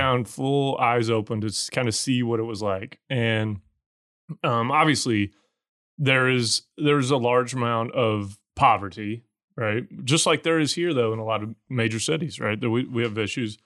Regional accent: United States; I'm the American version of him

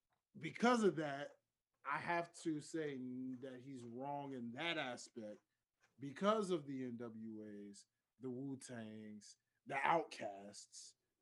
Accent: Memphis, Tennessee, United States; being from Memphis

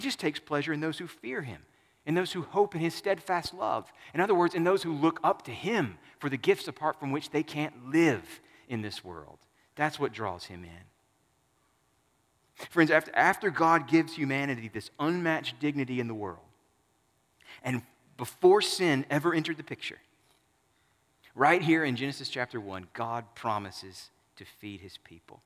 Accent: Southern United States, United States; I'm a Southerner and not a Westerner, a Northerner

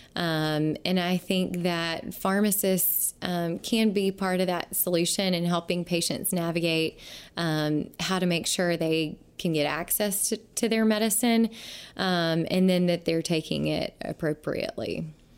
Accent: Mississippi Delta, United States; my hometown, small town in Mi-, Mississippi Delta, uh, where I grew up

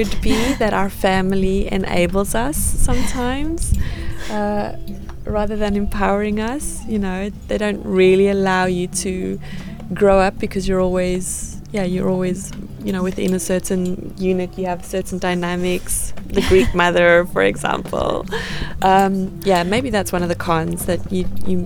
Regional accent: South Africa; now in Cyprus; I was born and raised in South Africa

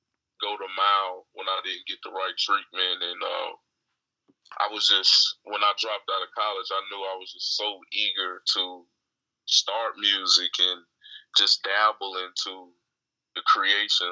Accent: Charlotte, North Carolina, United States; I'm from Charlotte, North Carolina

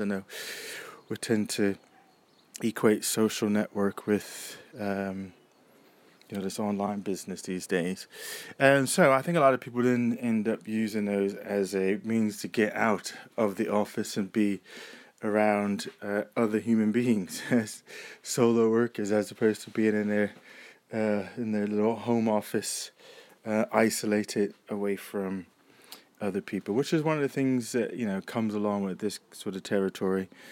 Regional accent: United States; now in United Kingdom; for me as an American and living here

